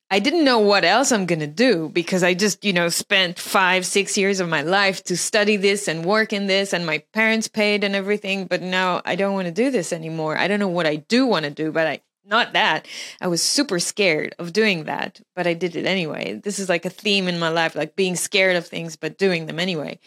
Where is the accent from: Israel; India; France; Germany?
Israel; moved away as an adult; also born or lived in Melbourne, Australia; I was born in Israel. I lived in Israel until I was 21 when I moved to Australia for six years